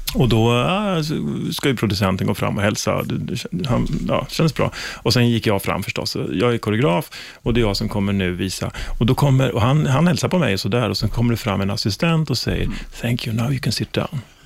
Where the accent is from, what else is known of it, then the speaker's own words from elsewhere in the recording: Sweden; som svensk